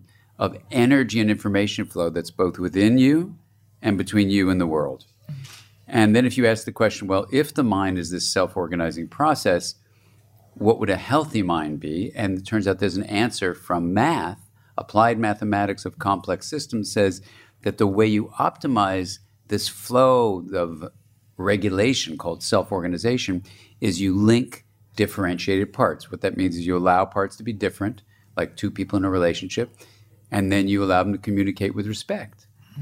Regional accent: Los Angeles, California, United States; born there; And I was born in Los Angeles, and my parents were from New York, and so I was the first Californian born there

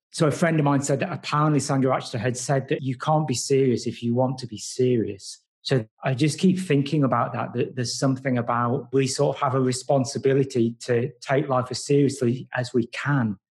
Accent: Nottingham, East Midlands, United Kingdom; also born or lived in Padmaloka; I'm from Nottingham. I've only been back in Nottingham actually for about six months

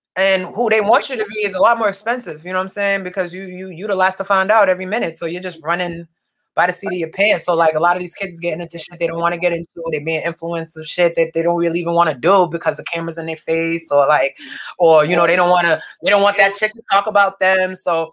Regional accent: Milton, Massachusetts, United States; I grew up in Milton

